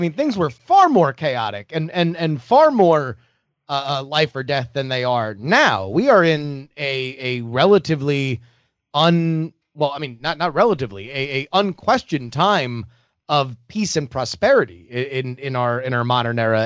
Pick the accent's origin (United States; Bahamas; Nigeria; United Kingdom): United States; Florida; moved away; I grew up in Florida, I did grow up with a gun in my house